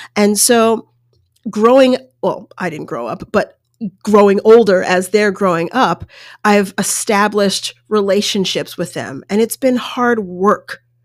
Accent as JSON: {"language": "English", "region": "Colorado", "country": "United States", "tie": "born or raised there", "also_born_or_lived": "New York State", "said": "I lived in New York State, and there were family members around and more sort of distant family members. But then I grew up in Colorado, and there was pretty much no one"}